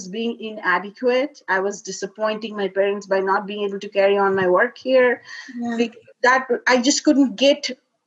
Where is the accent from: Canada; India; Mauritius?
India; moved away; I was born and raised in India, in a very traditional family